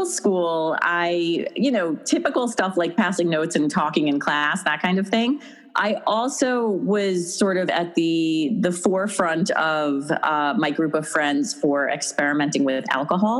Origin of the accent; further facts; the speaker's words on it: Long Island, New York, United States; moved away as an adult; now in Westchester, United States; Growing up on Long Island